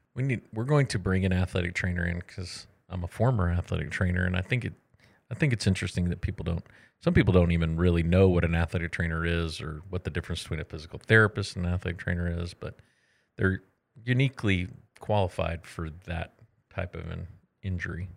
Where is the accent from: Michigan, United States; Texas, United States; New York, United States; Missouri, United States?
Texas, United States; moved away; I'm from Texas